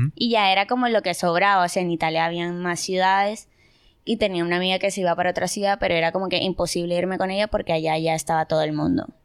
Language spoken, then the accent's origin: Spanish; Barranquilla, Atlántico, Colombia; moved away as an adult; now in Germany; soy de Colombia, tengo 22 años, estoy en Alemania hace